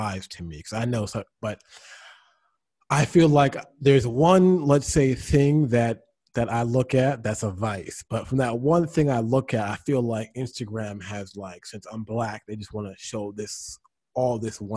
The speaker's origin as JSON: {"language": "English", "country": "United States", "said": "we're both American"}